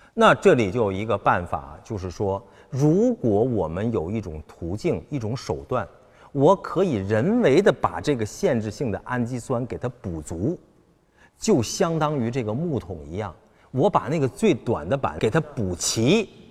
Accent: China; 我们中国人

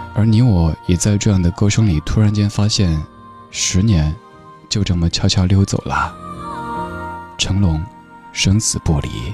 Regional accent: Sichuan, China; moved away; 作为一个四川人

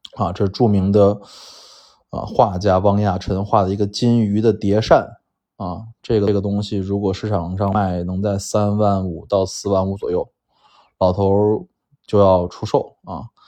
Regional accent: Shenzhen, Guangdong, China; 我生在深圳

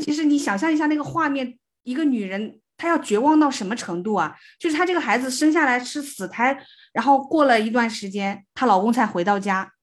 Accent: the South, southern China, China; 我们是南方人嘛，就嗯，从嗯。小都生活在比较热，比如说冬天还不见得会下雪

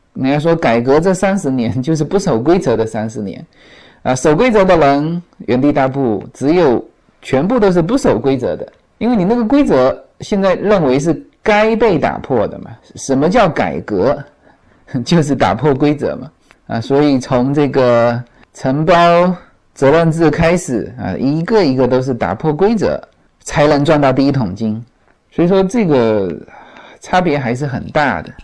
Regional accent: China; moved away; 我们中国人

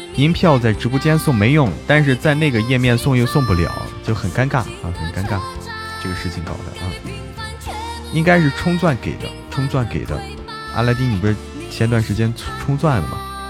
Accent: Hebei, China; 我是河北人

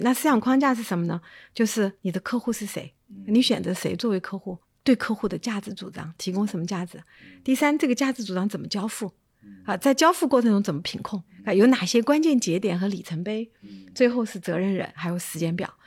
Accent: Chengdu, Sichuan, China; moved away; 我是在成都长大的

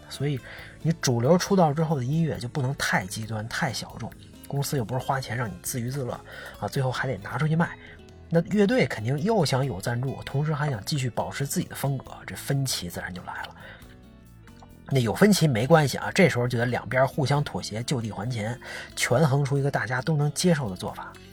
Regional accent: China; 咱们作为中国人心情肯定也还是非常复杂啊

